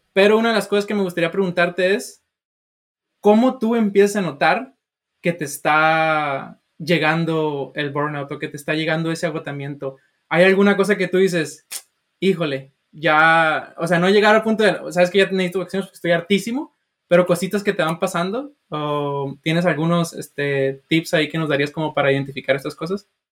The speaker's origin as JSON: {"language": "Spanish", "region": "Sinaloa", "country": "Mexico", "moved": "yes", "lives_now": "United States", "said": "yo soy de Sinaloa"}